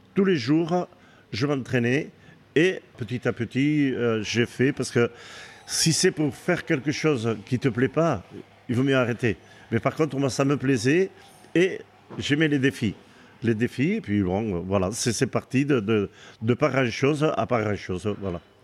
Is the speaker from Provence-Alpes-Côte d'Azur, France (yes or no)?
no; Méharin, Nouvelle-Aquitaine, France; also born or lived in Bayonne / Biarritz; je, suis né à Méharin, je suis très attaché à ce village et j'ai vécu jusqu'à l'âge de 19 ans là-bas